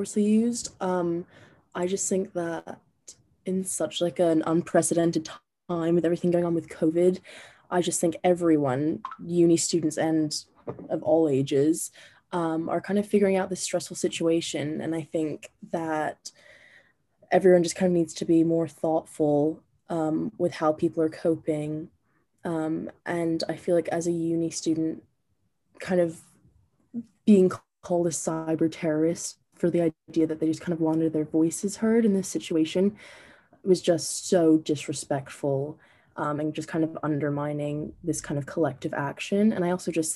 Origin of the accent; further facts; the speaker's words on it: New Jersey, United States; moved away; I am from New Jersey.